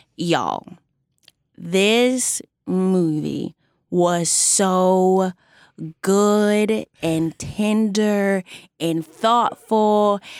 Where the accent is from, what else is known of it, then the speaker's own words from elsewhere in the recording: Texas, United States; I'm from Texas